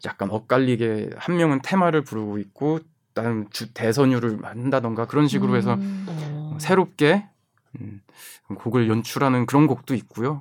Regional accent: South Korea; 저희 한국에서 왔다니까

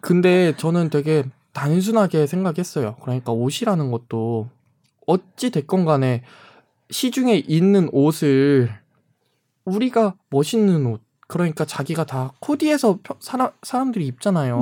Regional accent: Jeonju, North Jeolla, South Korea; also born or lived in Namwon; 제가 전주에서 이제 학창 시절을 보냈는데

